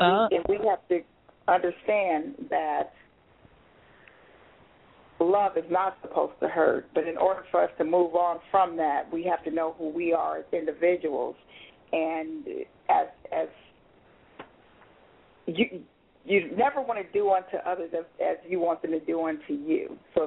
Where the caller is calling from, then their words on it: Ontario, Canada; Hi. This is …. I'm calling from Ontario.